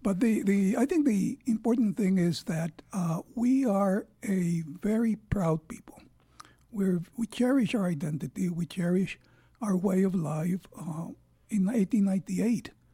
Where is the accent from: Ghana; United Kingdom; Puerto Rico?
Puerto Rico; also born or lived in United States; I was born in Puerto Rico